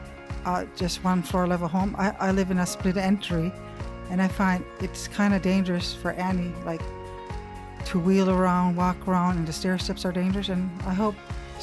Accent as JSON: {"language": "English", "area": "Wagmatcook, Cape Breton", "region": "Nova Scotia", "country": "Canada", "said": "I'm from Wagamukuk, Nova Scotia, Cape Breton, Canada."}